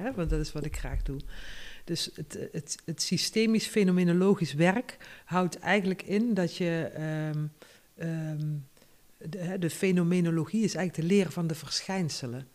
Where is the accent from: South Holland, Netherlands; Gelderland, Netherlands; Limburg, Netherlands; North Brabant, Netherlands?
Limburg, Netherlands; North; moved away as an adult; also born or lived in Tilburg; de grond waar ik geboren ben, dat heb ik al genoemd. Dat is ook een, een, een systeem. Noord-Limburg is een systeem